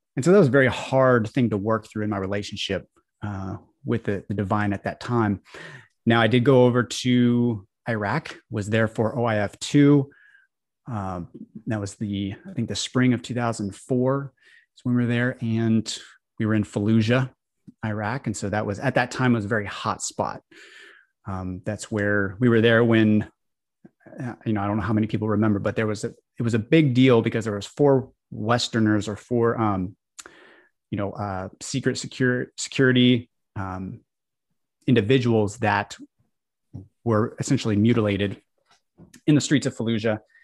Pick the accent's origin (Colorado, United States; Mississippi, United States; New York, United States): Colorado, United States; I grew up in the Baptist church in Colorado